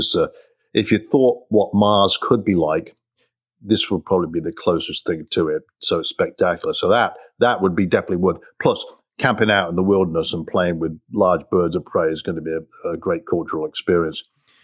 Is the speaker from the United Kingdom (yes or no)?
yes; England, United Kingdom; moved away as an adult; now in United States; I'm from England. You probably tell from my accent.